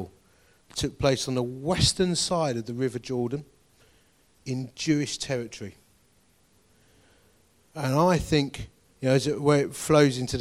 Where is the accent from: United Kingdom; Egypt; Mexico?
United Kingdom; Essex, East of England; I am from Essex.